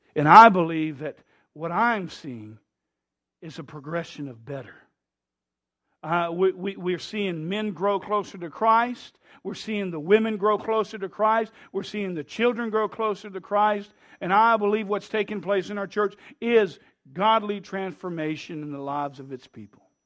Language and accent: English; United States; We Americans